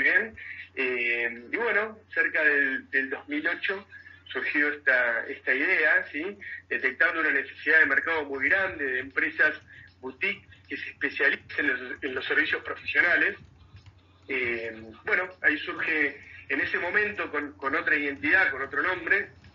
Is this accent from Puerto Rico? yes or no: no; Mar del Plata, Buenos Aires Province, Argentina; yo nací en Mar del Plata